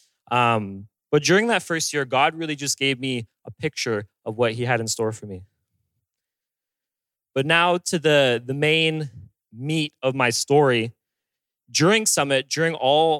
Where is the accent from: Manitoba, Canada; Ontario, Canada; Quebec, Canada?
Ontario, Canada; Bowmanville; moved away; I'm originally from Bowmanville, Ontario, which is way out, close to Toronto.